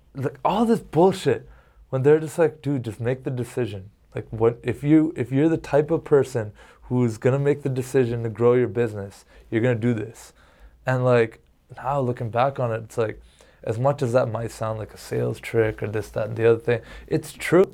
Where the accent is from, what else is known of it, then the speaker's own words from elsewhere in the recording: Canada; I'm Canadian